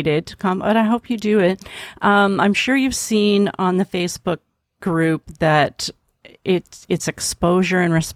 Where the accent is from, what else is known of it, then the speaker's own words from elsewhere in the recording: Canada; I'm from Canada